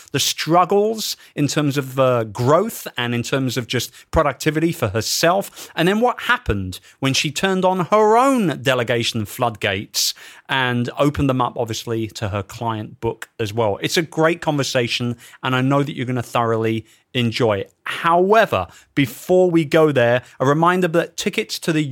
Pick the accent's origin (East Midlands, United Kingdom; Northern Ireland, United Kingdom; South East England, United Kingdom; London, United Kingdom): London, United Kingdom; in my hometown